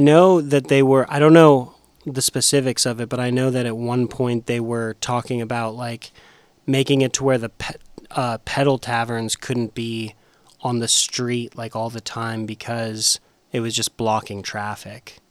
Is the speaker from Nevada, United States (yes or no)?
yes; Las Vegas, Nevada, United States; also born or lived in Murfreesboro, Tennessee; now in Nashville, United States; I'm from Vegas and the traffic's terrible there